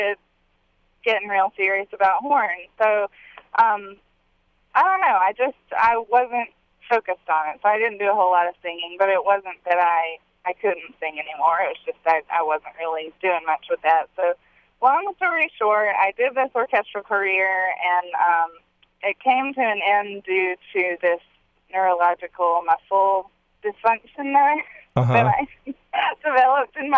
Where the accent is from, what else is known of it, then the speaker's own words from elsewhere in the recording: Bath, South Carolina, United States; now in Nashville, United States; I grew up in South Carolina